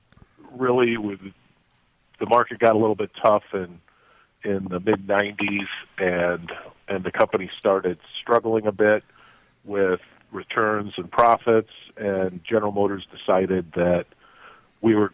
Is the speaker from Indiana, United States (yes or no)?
yes; South Bend, Indiana, United States; moved away as an adult; also born or lived in South Africa / Taiwan; I grew up in South Bend, Indiana